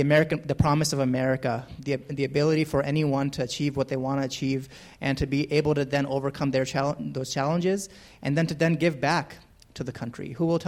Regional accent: United States; I'm an American Muslim. I come from a military family.

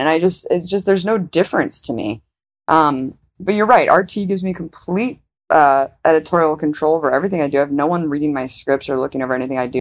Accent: United States; Because I'm American, I grew up in America

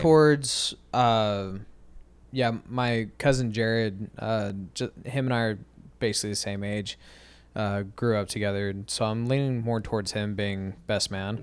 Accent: Arizona, United States; I'm from Arizona. We don't have junior proms

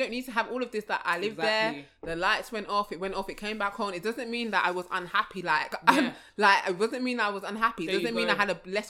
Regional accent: London, United Kingdom; I come from London.

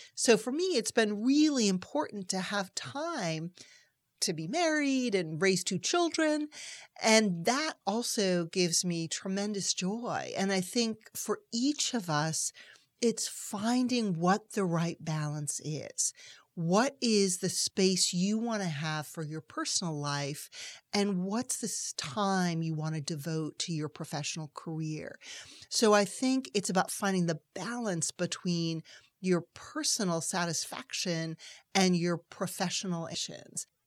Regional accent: Amherst, Massachusetts, United States; also born or lived in Heidelberg, Germany; I happened to go to a junior high school in Amherst, Massachusetts

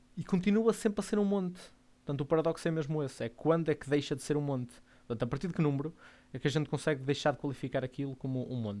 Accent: Porto, Norte, Portugal; sou do Porto. Portanto, vou dizer muito calão Porto, portuense

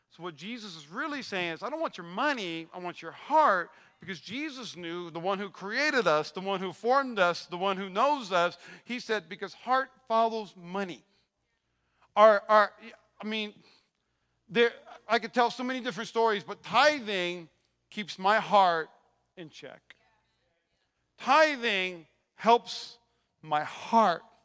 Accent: North Dakota, United States; moved away as an adult; now in Las Vegas, United States; I even had a motorcycle uh, to ride growing up in North Dakota.

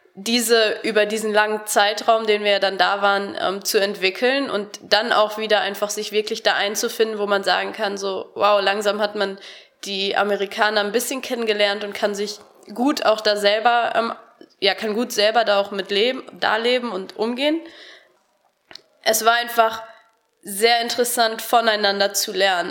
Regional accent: Harsewinkel, North Rhine-Westphalia, Germany; moved away as an adult; now in Cologne, Germany; Ich komme aus Hasewinkel, das ist im Kreis Gütersloh.

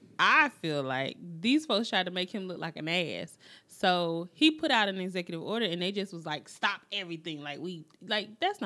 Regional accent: United States; We as the American citizens that live and work every single day.

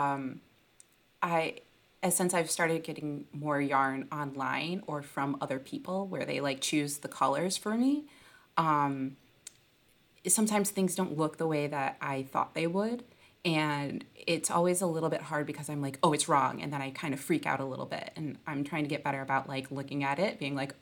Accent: outside of Detroit, Michigan, United States; now in Brooklyn, United States; I'm from Michigan. I grew up outside of Detroit

